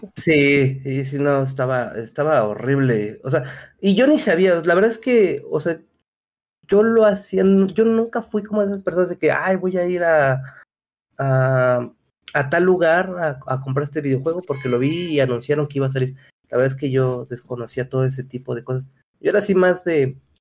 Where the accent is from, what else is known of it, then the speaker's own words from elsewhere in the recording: Mexico City, Mexico; soy de la Ciudad de México, de México